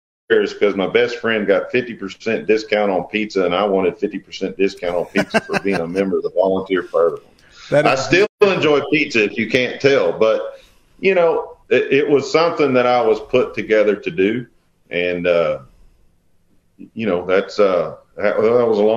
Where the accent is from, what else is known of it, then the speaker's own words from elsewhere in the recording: Texas, United States; we're from Texas